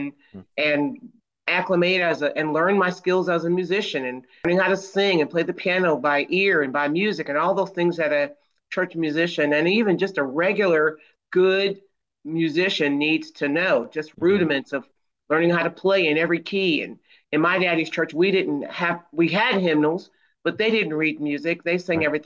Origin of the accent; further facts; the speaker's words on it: not too far from Detroit, Michigan, United States; I grew up in Michigan, and not too far from Detroit